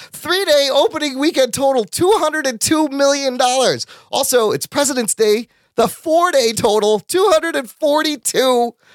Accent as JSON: {"language": "English", "town": "Skokie", "region": "Illinois", "country": "United States", "tie": "born or raised there", "said": "I grew up in Skokie."}